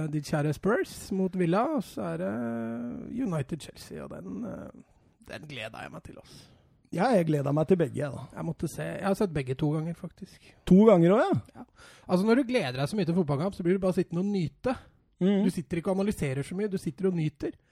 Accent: Strømmen, Akershus, Norway; jeg er fra Strømmen

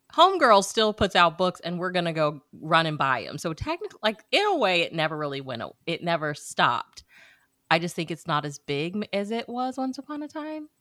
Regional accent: Missouri, United States; moved away; my hometown back in Missouri, it, it, hosts the state fair

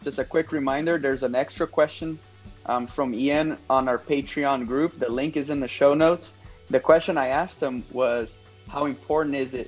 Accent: Brazil; English is a second language; now in United States; I'm from Brazil, and sometimes a few of my words still come through

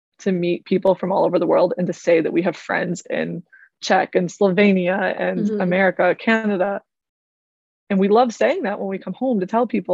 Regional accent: United States; moved away as an adult; now in Germany; I was pretty American when I got here

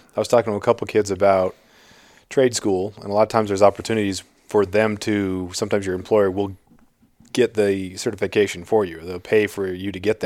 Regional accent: Prince of Wales Island, Alaska, United States; growing up on Prince of Wales

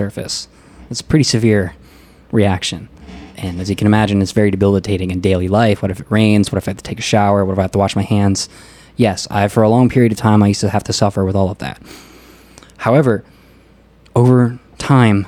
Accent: Pennsylvania, United States; moved away as an adult; also born or lived in Pasadena, California / Maryland / Kansas; now in Fremont, United States; Before I was a year old, though, my parents basically moved to Maryland and then a couple years later to Pennsylvania. And I was pretty much raised in Pennsylvania

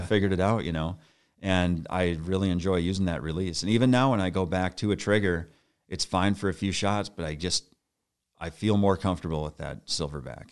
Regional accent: Bismarck, North Dakota, United States; moved away as an adult; now in Saint Paul, United States; I grew up in Bismarck, North Dakota, and, uh, then I moved to, uh, Saint Paul, Minnesota in nineteen ninety-eight

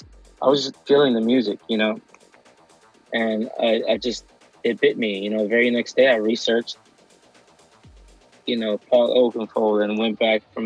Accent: Cleveland, Ohio, United States; I'm originally from Cleveland, Ohio

